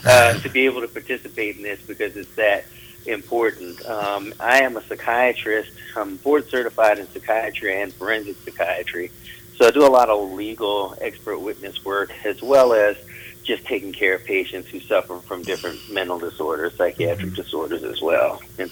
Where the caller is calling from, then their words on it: Johnson City, Tennessee, United States; I am calling from East Tennessee, a city called Johnson City, Tennessee.